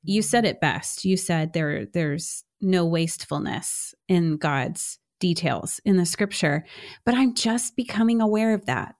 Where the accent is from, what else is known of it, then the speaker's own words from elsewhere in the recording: Houston, Texas, United States; I'm from Houston, H Town